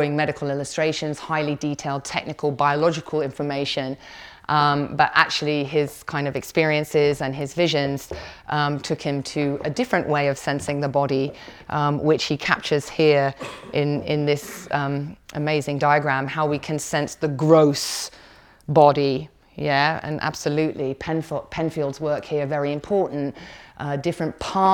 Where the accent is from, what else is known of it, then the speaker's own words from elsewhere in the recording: Somerset, South West England, United Kingdom; I was born in Somerset